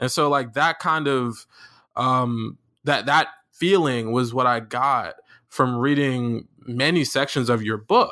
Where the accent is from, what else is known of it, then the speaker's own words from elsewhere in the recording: Florida, United States; growing up in Florida